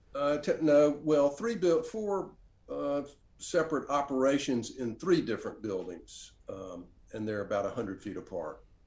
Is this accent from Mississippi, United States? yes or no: yes; Oxford, Mississippi, United States; also born or lived in Washington, D.C.; back to Oxford, my, the, the, my hometown, place where I grew up, and open a bookstore here